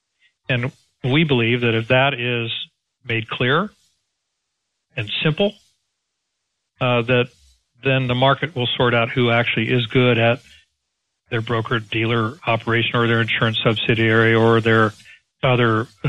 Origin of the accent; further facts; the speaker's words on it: Texas, United States; Again, Perry, and bear in mind, I'm a Texan and I look at it from a Main Street perspective